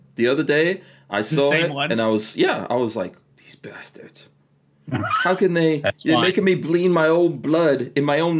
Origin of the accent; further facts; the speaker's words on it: New York, United States; moved away; I grew up in New York.